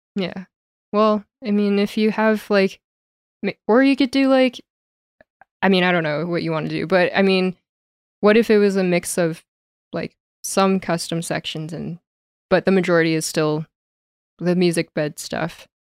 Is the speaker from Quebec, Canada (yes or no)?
no; Calgary, Alberta, Canada; also born or lived in Toronto; I love being back home in Calgary